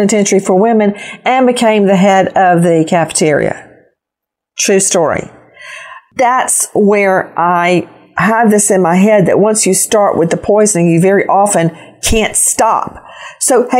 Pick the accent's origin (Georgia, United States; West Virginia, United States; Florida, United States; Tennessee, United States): Georgia, United States; Macon; my hometown of Macon, Georgia